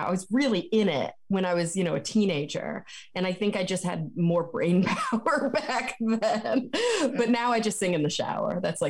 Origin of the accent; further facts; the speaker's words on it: Texas, United States; now in California, United States; But I grew up in Texas.